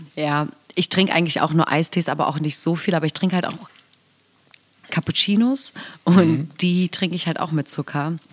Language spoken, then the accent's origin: German; Aurich, Lower Saxony, Germany; da wo ich herkomme, gab es früher eine Plattform, die hieß Morphex